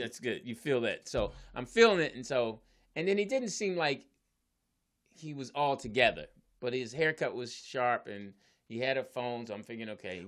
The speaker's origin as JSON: {"language": "English", "town": "Philadelphia", "region": "Pennsylvania", "country": "United States", "said": "I'm from Philly"}